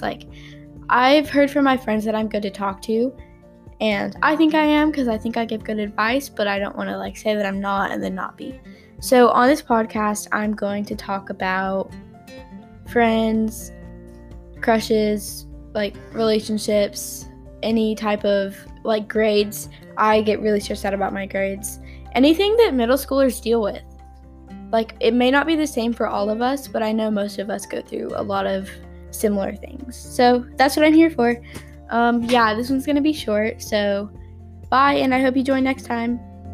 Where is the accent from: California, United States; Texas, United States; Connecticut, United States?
Texas, United States; I'm from Texas